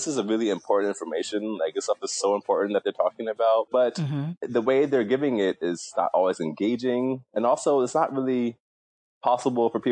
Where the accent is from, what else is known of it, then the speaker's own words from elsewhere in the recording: New York City, New York, United States; also born or lived in Milwaukee, Wisconsin / Atlanta, Georgia / South Korea; I was born in Milwaukee, Wisconsin, and I moved to New York City when I was around six, and I have been living in New York City ever since.